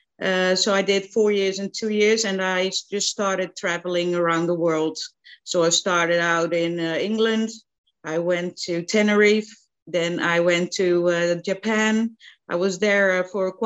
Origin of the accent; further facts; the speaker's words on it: central Netherlands, Netherlands; moved away; I'm from the Netherlands, like you said, and I grew up in the middle of the country in a very small town